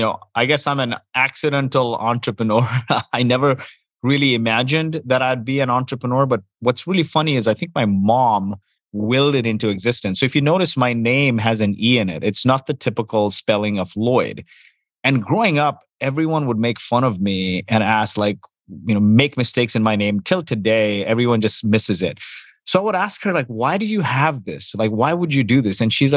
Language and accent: English; Kuwait; born there; I was born in Kuwait. My parents, my dad was a farmer in India. My mom grew up in the slums of Mumbai.